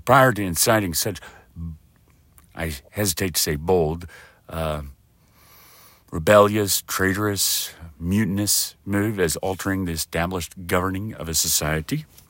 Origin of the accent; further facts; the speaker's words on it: West Texas, United States; I'm from West Texas